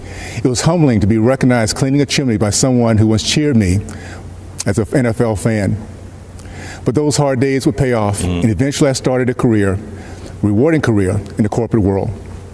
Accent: the South, United States; I was raised in the South during the days of Jim Crow and the KKK. Even through the challenges of segregation, we were taught that anything is possible in America.

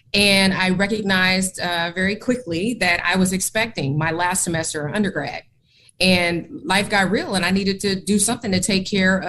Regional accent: Oakland, California, United States; moved away as an adult; also born or lived in Portland, Oregon; I left my hometown of Oakland, California, that's where I'm from

